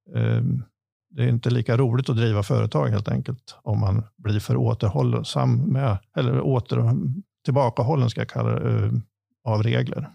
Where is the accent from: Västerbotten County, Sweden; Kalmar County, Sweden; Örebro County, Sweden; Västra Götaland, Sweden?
Örebro County, Sweden; Askersund; jag är lantbruksföretagare från Askersund. Eh, där jag driver sedan 30, drygt 30 år tillbaka min min, min föräldragård